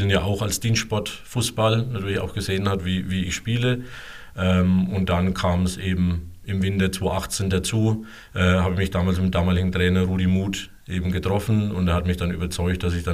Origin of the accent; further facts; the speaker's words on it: Sobrixhausen, Germany; born there; now in Albertshausen, Germany; weil ich ja gebürtig aus Sobrixhausen komme und ich zur damaligen Zeit noch hier in der Gegend gewohnt habe. Äh, mittlerweile wohne ich ja schon seit sieben Jahren in Albertshausen